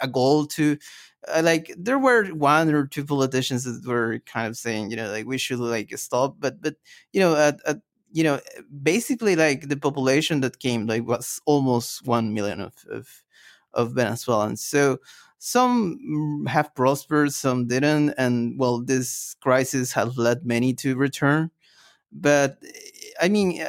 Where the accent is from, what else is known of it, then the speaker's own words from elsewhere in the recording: Peru; I'm from Peru